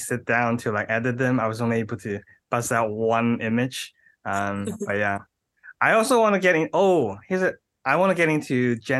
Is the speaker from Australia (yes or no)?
yes; Australia; born there; I was born in Australia.